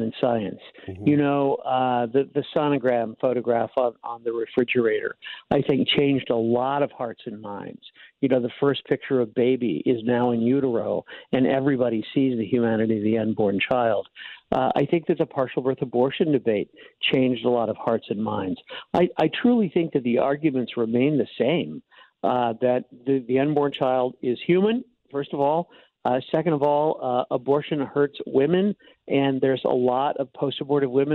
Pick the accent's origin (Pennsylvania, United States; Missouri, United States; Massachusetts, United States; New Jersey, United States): Missouri, United States; St. Charles; moved away; growing up in St. Charles